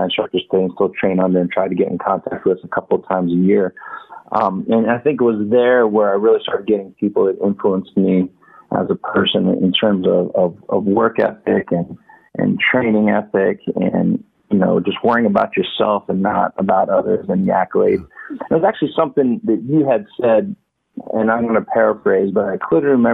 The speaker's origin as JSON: {"language": "English", "town": "Walnutport", "region": "Pennsylvania", "country": "United States", "tie": "born or raised there", "moved": "as an adult", "said": "I grew up in Walnutport, which is a tiny little town"}